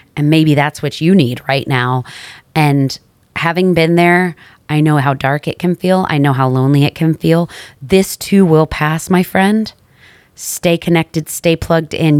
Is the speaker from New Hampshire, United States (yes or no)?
no; New York, United States; I'm from New York.